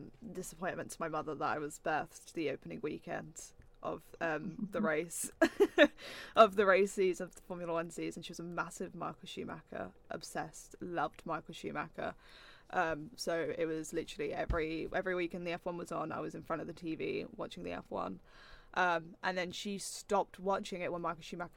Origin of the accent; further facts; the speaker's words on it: Norfolk, East of England, United Kingdom; I'm from Norfolk, home of Martin Brundle and George Russell